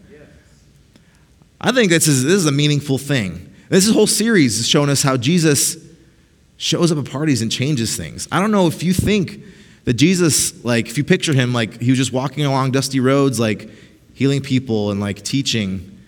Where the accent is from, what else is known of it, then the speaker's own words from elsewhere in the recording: Costa Rica; also born or lived in Mexico; they're missionaries in Costa Rica, so we grew up in Costa Rica and Mexico.